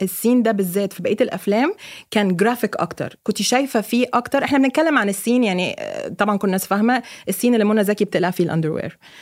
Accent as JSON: {"language": "Arabic", "country": "Egypt", "also_born_or_lived": "Lebanon", "moved": "yes", "said": "انا كواحده مصريه اوكي انا عشت في لبنان 8 سنين"}